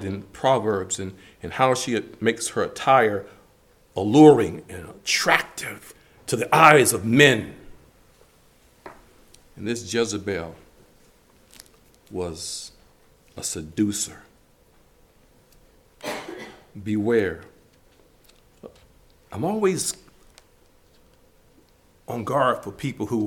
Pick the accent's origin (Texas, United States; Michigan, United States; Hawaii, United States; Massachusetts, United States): Michigan, United States; Detroit; growing up in Detroit